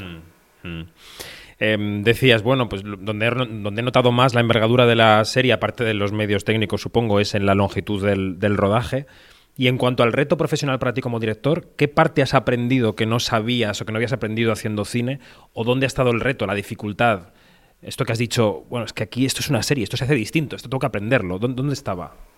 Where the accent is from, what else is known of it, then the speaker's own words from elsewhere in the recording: Spain; los españoles